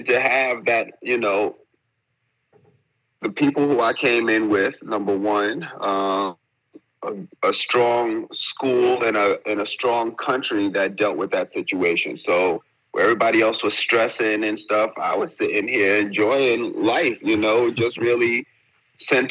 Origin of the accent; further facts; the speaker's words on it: New York, United States; moved away as an adult; now in Abu Dhabi, United Arab Emirates; Born and raised in New York, decided to leave New York in 2019